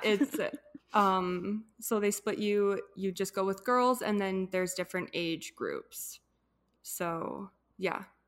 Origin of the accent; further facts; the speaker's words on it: Edmonton, Alberta, Canada; from Edmonton, Alberta, born and raised here